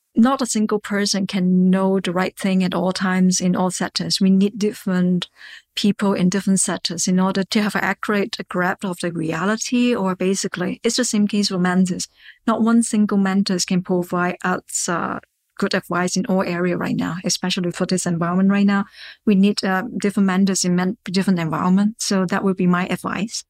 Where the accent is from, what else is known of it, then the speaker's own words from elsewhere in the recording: Hong Kong; I'm locally from Hong Kong, and I receive my educations in Hong Kong.